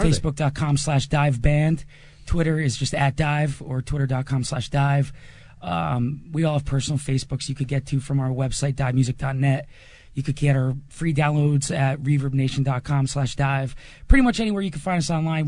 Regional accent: New Jersey, United States; we're from Jersey

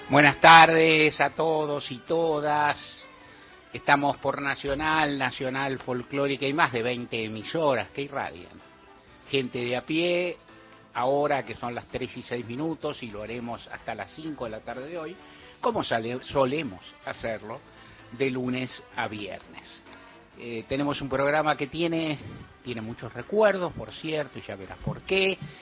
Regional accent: Argentina

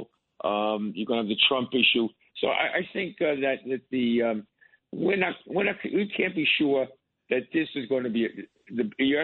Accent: New York, United States; as a New Yorker

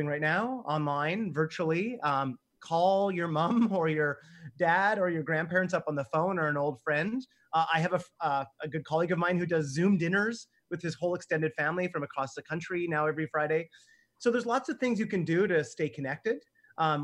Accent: Canada; I'm Canadian

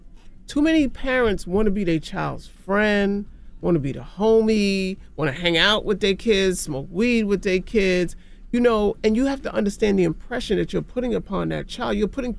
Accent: New York City, New York, United States; I'm from Jamaica, Queens.

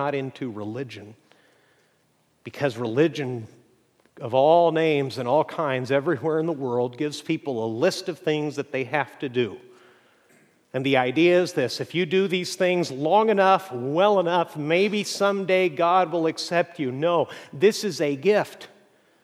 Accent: Mexico; moved away; growing up in Mexico

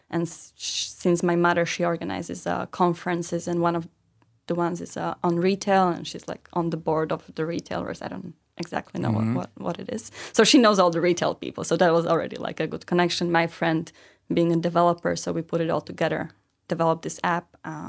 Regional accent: Bratislava, Bratislava Region, Slovakia; I'm from Bratislava

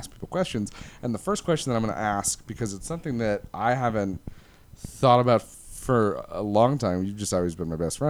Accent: outside of Plymouth, Michigan, United States; moved away as an adult; also born or lived in Detroit, Michigan; where I grew up outside of Plymouth

